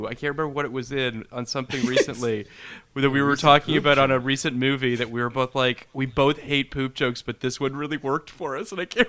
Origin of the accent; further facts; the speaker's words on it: Toronto, Ontario, Canada; moved away; I'm from Toronto originally